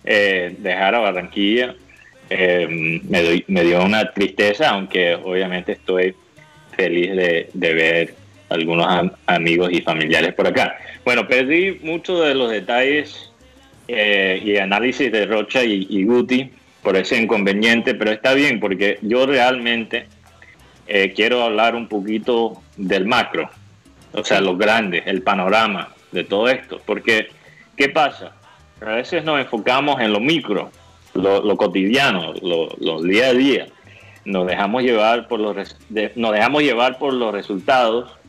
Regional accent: Miami, Florida, United States; born there; contento de estar aquí en la tierra donde yo nací. No sé si, si muchos saben eso, pero yo nací aquí en Miami

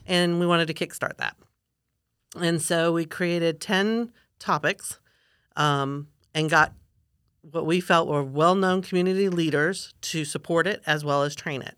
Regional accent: Florida, United States; also born or lived in Gainesville / Sarasota / Lakeland; I'm a fifth generation Florida Cracker

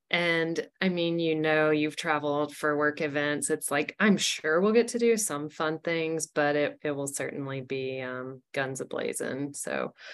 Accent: San Jose, California, United States; I am from San Jose.

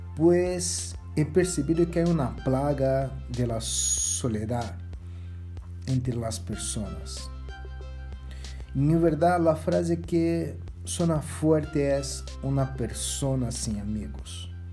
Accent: Brazil; como brasileiro

